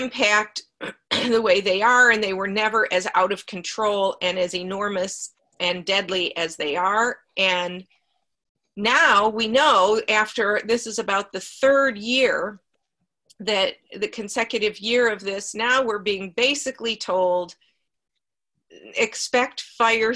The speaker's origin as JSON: {"language": "English", "town": "Cleveland", "region": "Ohio", "country": "United States", "tie": "born or raised there", "moved": "yes", "lives_now": "Seattle, United States", "said": "I grew up in Cleveland"}